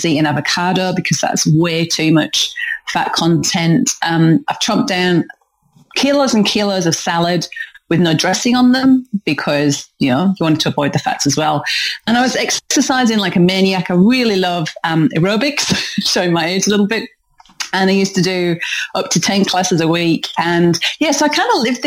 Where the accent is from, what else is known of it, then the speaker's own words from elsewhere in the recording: North East England, United Kingdom; moved away; Protestant work ethic that I grew up with in the northeast of England. If you're trying to work out where the hell my accent's from, then that's where it's from.